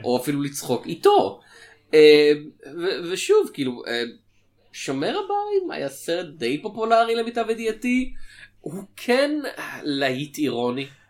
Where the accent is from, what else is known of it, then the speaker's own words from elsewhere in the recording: Israel; אצלנו בישראל